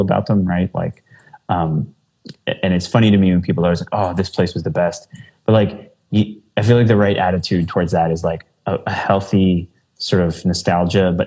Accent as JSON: {"language": "English", "region": "New Jersey", "country": "United States", "also_born_or_lived": "Philadelphia / New Brunswick, New Jersey", "moved": "as an adult", "lives_now": "Chicago, United States", "said": "I'm from New Jersey"}